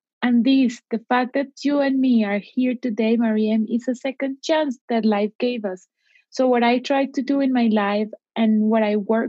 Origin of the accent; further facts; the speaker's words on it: Cali, Valle del Cauca, Colombia; English is a second language; I went to my hometown city in Colombia, to Cali